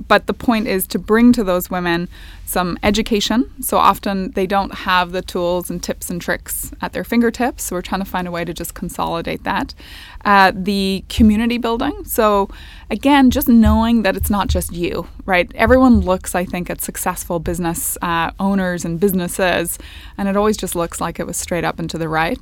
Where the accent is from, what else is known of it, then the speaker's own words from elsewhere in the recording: Northern Ireland, United Kingdom; moved away as an adult; I grew up in Northern Ireland